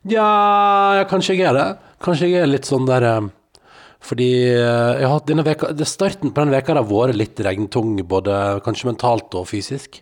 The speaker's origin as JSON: {"language": "Norwegian", "area": "Sunnfjord", "region": "Vestland", "country": "Norway", "moved": "yes", "said": "Jeg er jo da fra Sunnfjord"}